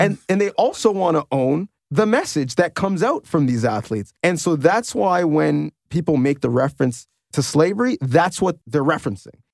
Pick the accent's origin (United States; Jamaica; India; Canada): Canada; as a Canadian second generation or first generation immigrant